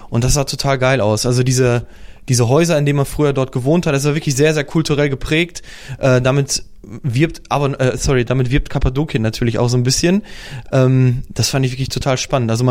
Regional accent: Poland; German is a second language; Zum Beispiel sagt man zu Auto Auto in Polen, also in dem Bereich, wo ich herkomme.

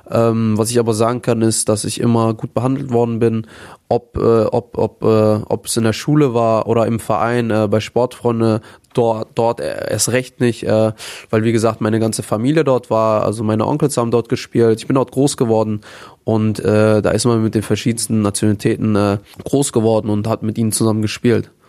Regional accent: Herne, North Rhine-Westphalia, Germany; Ähm, ich bin auch relativ, also in Wanne Eickel groß geworden, Herne Wanne Eickel.

